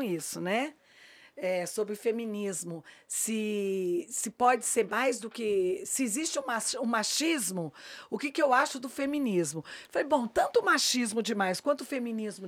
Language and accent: Portuguese; São Paulo, Brazil; eu sou paulista